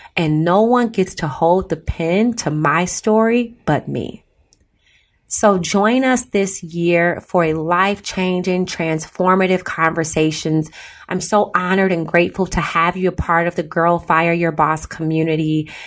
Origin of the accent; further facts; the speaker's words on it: Chicago, Illinois, United States; I grew up in Chicago